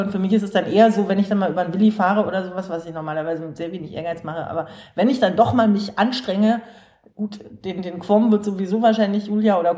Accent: Berlin, Germany; ja total gut organisiert, wo man als Berliner nur staunt.

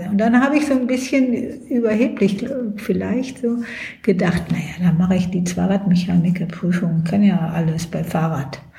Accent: Lower Saxony, Germany; now in Berlin, Germany; Ich war ja, ich bin in Niedersachsen aufgewachsen.

